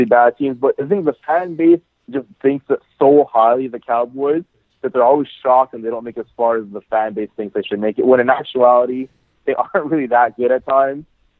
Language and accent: English; Montreal, Quebec, Canada; moved away as an adult; now in Ottawa, Canada; I'm from Montreal, obviously. Like, that's my city.